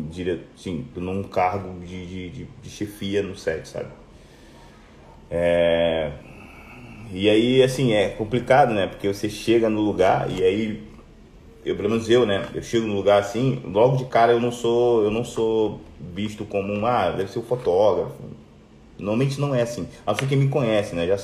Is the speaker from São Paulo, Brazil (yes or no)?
no; Rio de Janeiro, Brazil; Eu vim do Rio